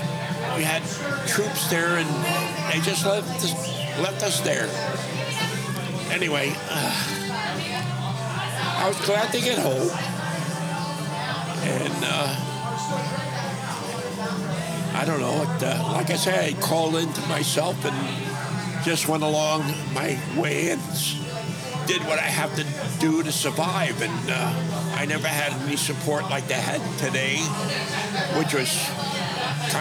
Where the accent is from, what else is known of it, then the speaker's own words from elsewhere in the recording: New York City, New York, United States; I grew up in Brooklyn, New York